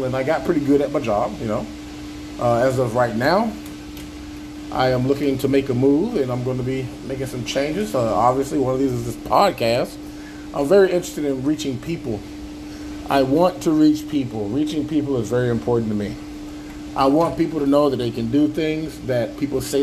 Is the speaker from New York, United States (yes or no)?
no; Avon Park, Florida, United States; also born or lived in Chicago, Illinois / Gary, Indiana / Lamoni, Iowa; Until I was about six, I lived in Gary, Indiana. And then me and my mother decided to travel on down to the south of good old Avon Park, Florida.